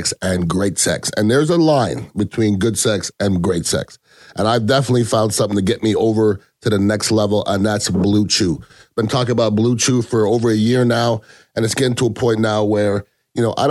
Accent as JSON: {"language": "English", "country": "Canada", "tie": "born or raised there", "moved": "yes", "lives_now": "United States", "said": "I was born in Canada. I am an American citizen"}